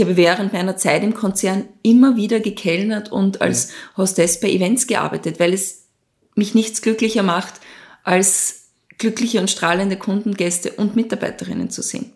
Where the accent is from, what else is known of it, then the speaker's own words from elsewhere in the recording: Lower Austria, Austria; also born or lived in Switzerland; ich bin äh, in Niederösterreich aufgewachsen